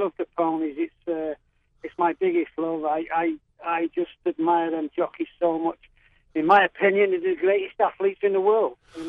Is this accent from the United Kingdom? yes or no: yes; Manchester, North West England, United Kingdom; I grew up in Manchester, very much in a predominant Manchester United area.